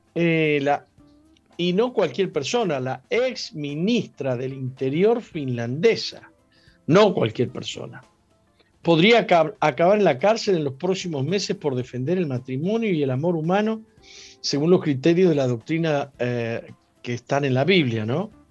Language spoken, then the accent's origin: Spanish; San Juan, Argentina; San Juan es la tierra donde yo nací.